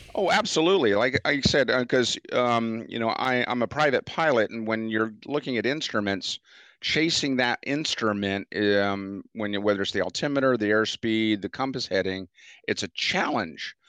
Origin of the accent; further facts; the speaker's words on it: United States; I'm from Chesapeake Bay. Yeah, we have crab traps and so forth